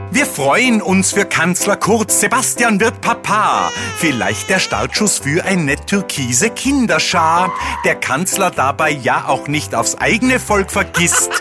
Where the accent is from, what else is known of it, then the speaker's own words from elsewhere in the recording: Austria; als Österreicher